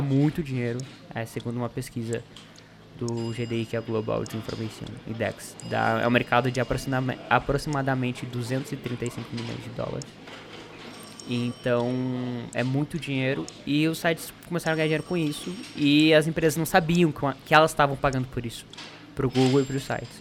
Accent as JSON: {"language": "Portuguese", "town": "Ponta Grossa", "region": "Paraná", "country": "Brazil", "moved": "yes", "said": "eu sou do Paraná"}